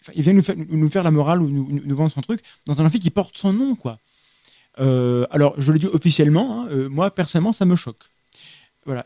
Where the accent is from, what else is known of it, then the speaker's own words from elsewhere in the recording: France; par chez nous, en France